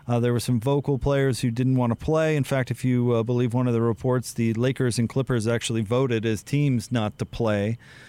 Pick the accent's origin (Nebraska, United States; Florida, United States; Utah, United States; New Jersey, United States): Utah, United States; Salt Lake City; I grew up playing there in Nibley, and I love those little Salt Lake City tracks